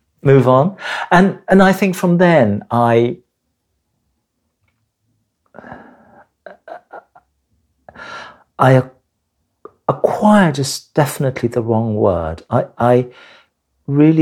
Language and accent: English; Hong Kong; now in United Kingdom; I was born in Hong Kong